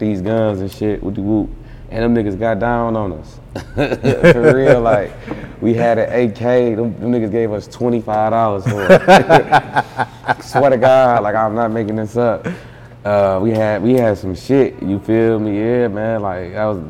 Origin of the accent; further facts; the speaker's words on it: Detroit, Michigan, United States; I'm from Detroit